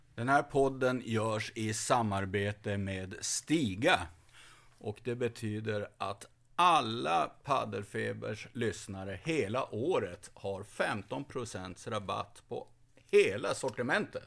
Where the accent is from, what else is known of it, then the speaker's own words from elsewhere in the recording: Skåne, Sweden; Lite patriotisk eh, skåning